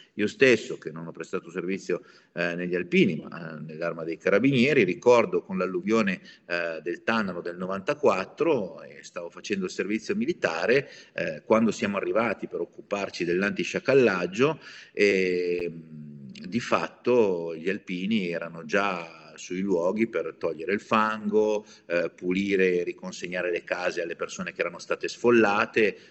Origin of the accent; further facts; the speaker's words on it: Novara, Piedmont, Italy; accent: not quite Savoyard; Novara, close to Lombardy; siamo a Novara siamo a ridosso della Lombardia